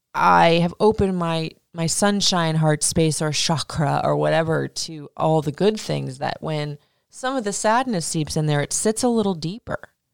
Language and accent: English; Florida, United States; also born or lived in Atlanta, Georgia; now in Maryland, United States; I grew up in Florida